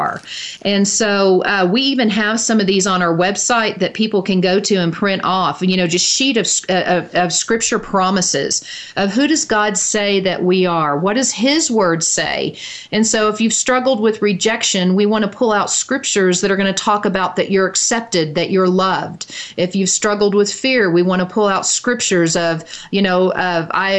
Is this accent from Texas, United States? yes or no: yes; Dallas, Texas, United States; I grew up in Dallas, Texas, and so we were avid Dallas Cowboy football fans